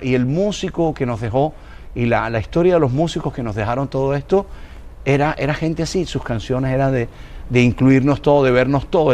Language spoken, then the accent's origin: Spanish; Colombia